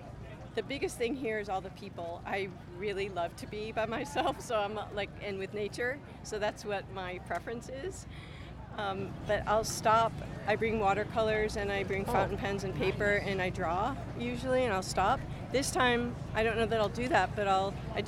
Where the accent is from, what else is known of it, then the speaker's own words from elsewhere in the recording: Sedona, Arizona, United States; I'm from Sedona, Arizona.